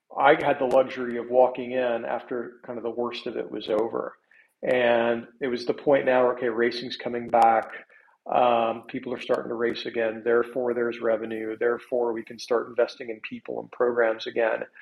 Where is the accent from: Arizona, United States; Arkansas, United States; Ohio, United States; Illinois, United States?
Arkansas, United States; Little Rock; also born or lived in Bentonville, Arkansas / Park City, Utah; I'm from Arkansas. I'm from Little Rock.